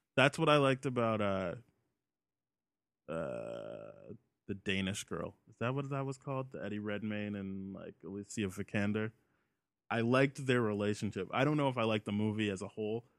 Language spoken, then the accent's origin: English; Canada; as a Canadian, we, we get, we grow up with so much, uh, British comedy